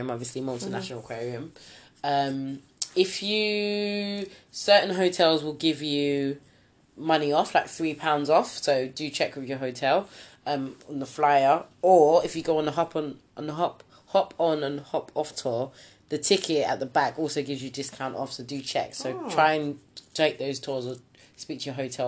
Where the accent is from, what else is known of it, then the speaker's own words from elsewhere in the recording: Nigeria; us being Nigerian